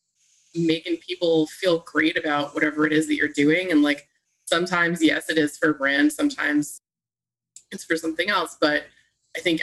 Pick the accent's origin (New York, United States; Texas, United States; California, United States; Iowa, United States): New York, United States; New York City; I am from Staten Island